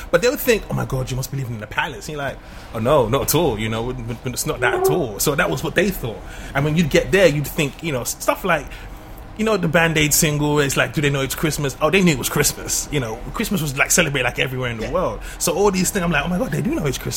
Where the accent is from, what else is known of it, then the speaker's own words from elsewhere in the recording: London, United Kingdom; you know I'm from London and we use warm water.